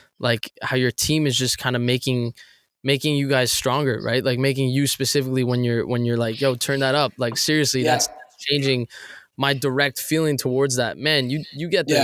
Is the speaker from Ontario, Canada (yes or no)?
yes; Toronto, Ontario, Canada; I'm from Toronto, Canada